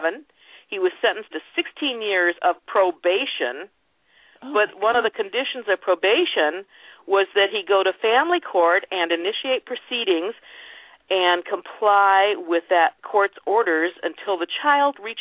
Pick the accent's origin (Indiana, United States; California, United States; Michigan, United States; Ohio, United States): Ohio, United States; Sandusky; I'm from up by Lake Erie. Near Sandusky